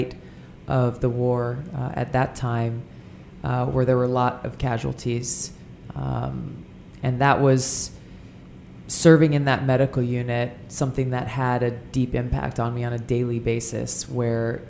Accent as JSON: {"language": "English", "region": "Hawaii", "country": "United States", "tie": "born or raised there", "said": "Growing up in Hawaii, the culture that we're surrounded by is one where we are taught to be custodians of our home"}